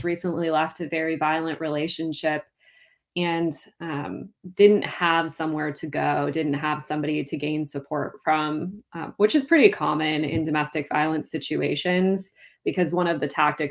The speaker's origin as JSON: {"language": "English", "town": "Duluth", "region": "Minnesota", "country": "United States", "tie": "born or raised there", "lives_now": "south of the Twin Cities, Minnesota, United States", "said": "my hometown of Duluth"}